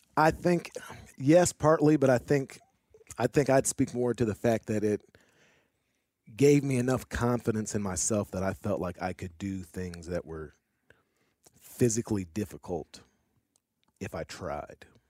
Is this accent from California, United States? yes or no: no; St. Louis, Missouri, United States; moved away as an adult; now in Arkansas, United States; I'm originally from Saint Louis